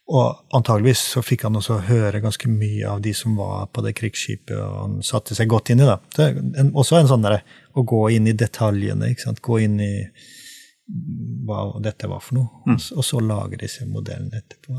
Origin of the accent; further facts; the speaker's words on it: Trøndelag, Norway; now in Sørlandet, Norway; som trønder, eh, eksiltrønder, da, siden jeg bor på Sørlandet